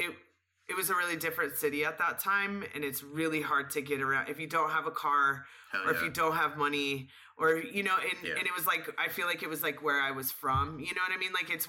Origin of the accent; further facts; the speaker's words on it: San Diego / Los Angeles, California, United States; moved away as an adult; also born or lived in Fallbrook, California / Austin, Texas; I was born in San Diego, and I was raised in Los Angeles. I lived in LA until I was like 5, and then I moved back to the town that I was born in San Diego.